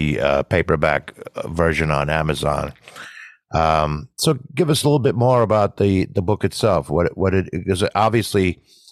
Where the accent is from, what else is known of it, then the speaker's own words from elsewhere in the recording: United States; I am an American, but I'm an Irish American